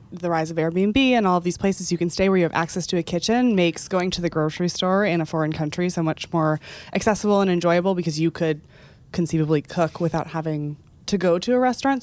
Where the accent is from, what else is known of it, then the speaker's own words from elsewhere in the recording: Texas, United States; I feel like I'm from Texas